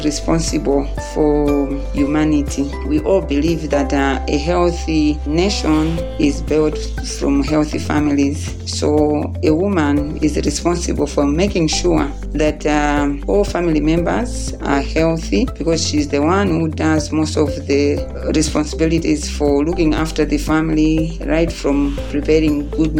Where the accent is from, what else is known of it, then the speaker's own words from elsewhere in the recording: Kundai village, T/A Maganga, Salima district, Central Region, Malawi; I come from Kundai village, Te Maganga in Salima district